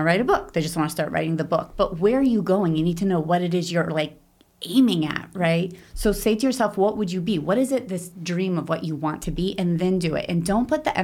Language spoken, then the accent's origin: English; Pittsburgh, Pennsylvania, United States; moved away as an adult; also born or lived in Israel; I grew up in Pittsburgh, Pennsylvania